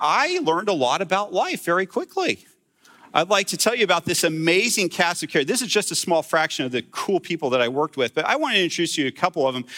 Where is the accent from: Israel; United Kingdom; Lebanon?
Israel; Jerusalem, Jerusalem District; And I grew up in Jerusalem. I grew up in a Christian bubble.